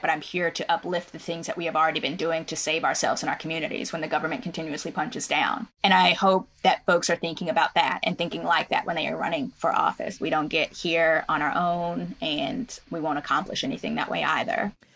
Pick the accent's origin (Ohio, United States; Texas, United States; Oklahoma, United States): Oklahoma, United States; my own growing up in Oklahoma